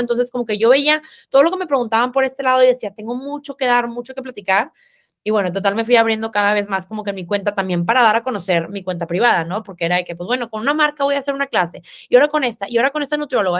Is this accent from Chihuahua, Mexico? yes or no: no; Monterrey, Nuevo León, Mexico; accent: regio, cantado; soy regia, por si no se escuchan, me acento cantado